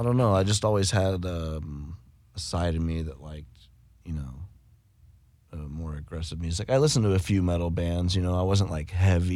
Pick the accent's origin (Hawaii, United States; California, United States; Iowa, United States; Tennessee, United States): Iowa, United States; also born or lived in Colorado; I moved back from Colorado. We lived there for like 4 years, 4 or 5 years, the family did, from like 7 to 11. And then we moved back to Iowa